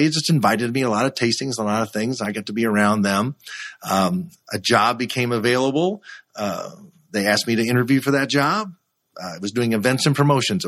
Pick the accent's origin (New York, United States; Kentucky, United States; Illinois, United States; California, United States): Kentucky, United States; Louisville; growing up in Kentucky is a big influence. And my dad worked at Fall City Brewing Company here in Louisville, Kentucky for 45 years